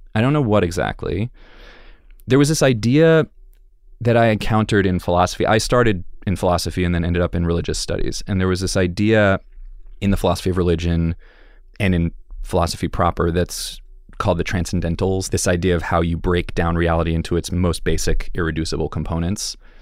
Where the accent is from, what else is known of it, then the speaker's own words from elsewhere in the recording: Connecticut suburbs, United States; I grew up in the Connecticut suburbs.